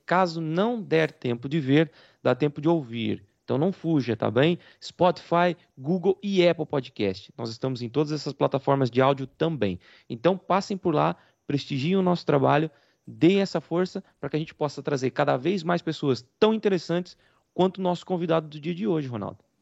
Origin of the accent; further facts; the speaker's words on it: Rio Claro, Brazil; Eu também fiz teatro na época que eu, que eu era adolescente, é, em Rio Claro mesmo